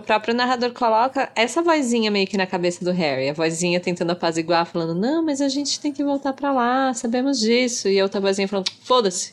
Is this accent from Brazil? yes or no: yes; Brazil